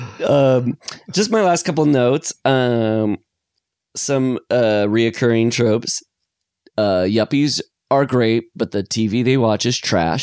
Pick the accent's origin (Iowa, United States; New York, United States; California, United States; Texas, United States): Iowa, United States; I'm from Iowa